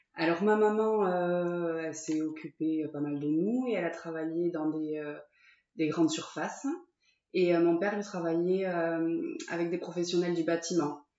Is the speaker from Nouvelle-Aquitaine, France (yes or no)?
yes; Ciboure, Nouvelle-Aquitaine, France; also born or lived in Saint-Jean-de-Luz / Sare / Bayonne; je suis née à Saint-Jean-de-Luz, et euh, j'ai grandi à Cibourg jusqu'à mes 14 ans. Et après, je suis partie à Sarre